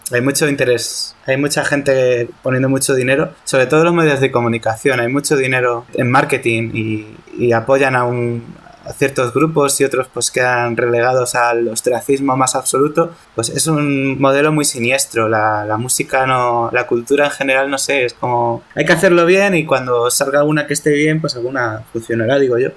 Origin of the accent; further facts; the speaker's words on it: Toledo, Castilla-La Mancha, Spain; soy de Toledo